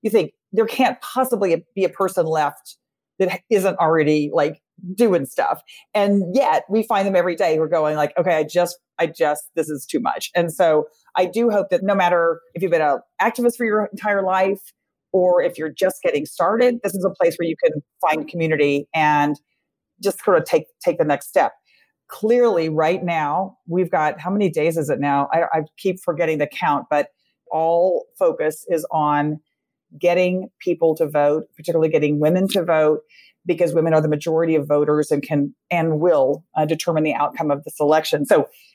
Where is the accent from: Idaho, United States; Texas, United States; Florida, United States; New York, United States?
Texas, United States; my home state of Texas